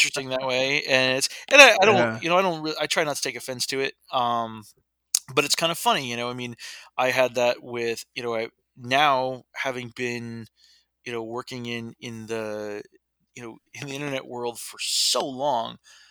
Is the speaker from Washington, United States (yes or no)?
no; Middletown, New York, United States; also born or lived in Texas; I grew up in Middletown, New York